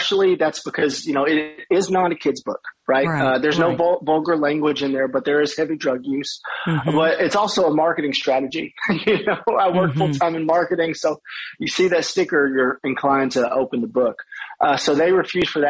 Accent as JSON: {"language": "English", "town": "Madisonville", "region": "Kentucky", "country": "United States", "tie": "born or raised there", "said": "my hometown of Madisonville, Kentucky"}